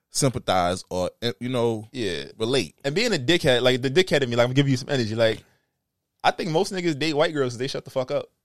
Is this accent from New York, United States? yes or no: yes; Southside, New York, United States; I'm from Southside